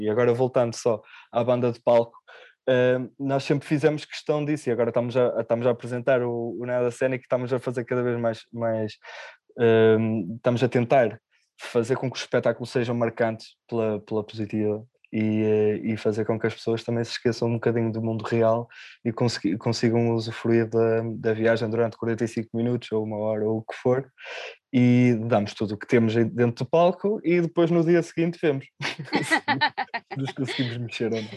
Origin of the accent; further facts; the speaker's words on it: Ponte da Barca, Viana do Castelo, Portugal; eu sou de Ponta Barca, Viana do Castelo, é uma terra pequenina